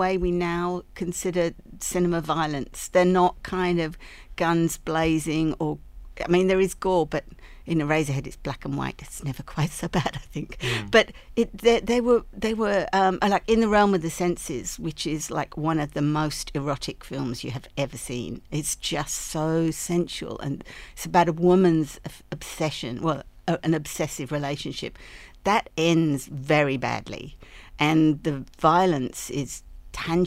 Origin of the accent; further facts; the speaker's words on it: England, United Kingdom; also born or lived in London; now in Sydney, Australia; I grew up in England and all I saw was like BBC